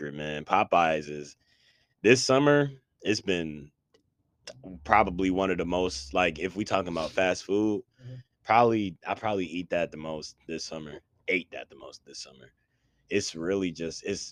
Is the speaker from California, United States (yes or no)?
no; Buffalo, New York, United States; I'm just from Buffalo